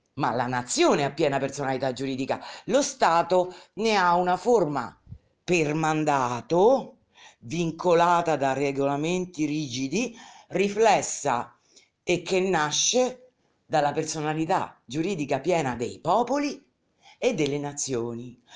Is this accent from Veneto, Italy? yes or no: no; Rome, Lazio, Italy; nata a Roma quel giorno, in quella clinica, battezzata in quella clinica